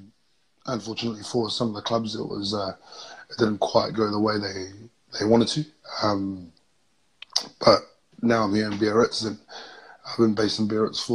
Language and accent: English; Upper Hutt, Wellington, New Zealand; moved away as an adult; also born or lived in Tonga / Melbourne, Australia; now in France; from a big family. And like you said, we grew up together in Upper Hutt